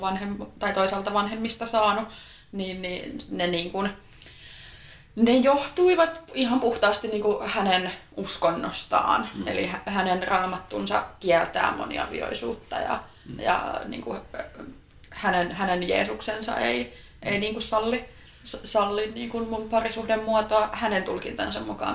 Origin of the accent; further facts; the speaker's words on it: Uusimaa, Finland; mä oon ihan Uudeltamaalta kotoisin